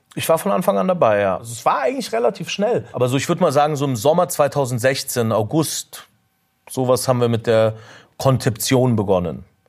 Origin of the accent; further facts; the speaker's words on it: Munich, Bavaria, Germany; ich bin in Oberföhring aufgewachsen und das meine ganze Familie ist